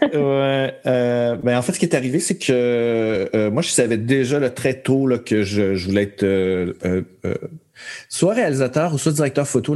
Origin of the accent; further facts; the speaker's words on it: Montreal, Quebec, Canada; also born or lived in Verchères; Je suis né à Montréal, même si mes parents habitaient à Verchères à ce moment-là, je suis, je suis né à Montréal